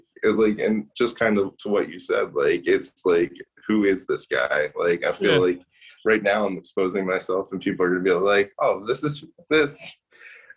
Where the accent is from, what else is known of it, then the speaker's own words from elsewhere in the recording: King of Prussia, Pennsylvania, United States; I'm from King of Prussia